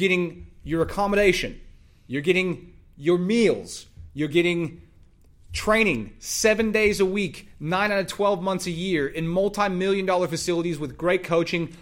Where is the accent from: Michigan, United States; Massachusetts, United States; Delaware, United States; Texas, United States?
Texas, United States; I'm from Texas